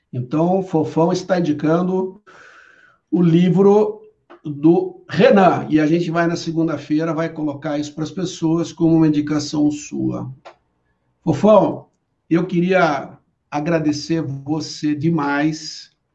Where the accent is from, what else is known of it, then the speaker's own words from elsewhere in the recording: Brazil; como brasileiro